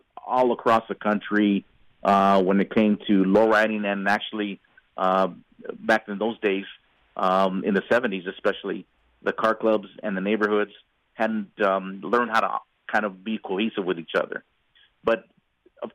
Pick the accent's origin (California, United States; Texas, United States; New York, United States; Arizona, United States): Arizona, United States; Superior; moved away; also born or lived in Mesa, Arizona; I'm from a small mining town in Arizona called Superior. Superior, it's a very small town nowadays, but growing up in Superior